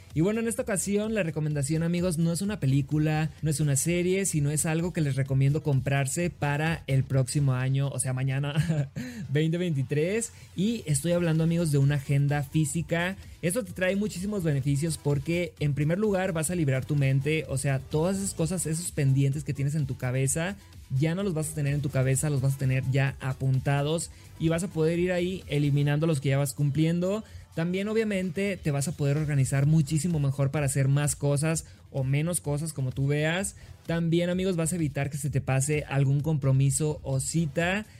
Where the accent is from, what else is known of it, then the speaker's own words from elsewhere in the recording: Los Mochis, Sinaloa, Mexico; now in Mexico City, Mexico; soy originario de Los Mochis, Sinaloa.